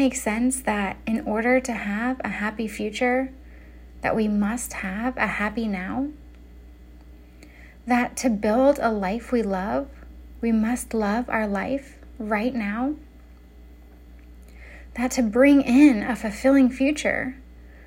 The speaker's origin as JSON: {"language": "English", "town": "Denver", "region": "Colorado", "country": "United States", "tie": "born or raised there", "moved": "yes", "lives_now": "California, United States", "said": "Denver is my hometown. It's where I'm from. It's where I lived before I moved to California"}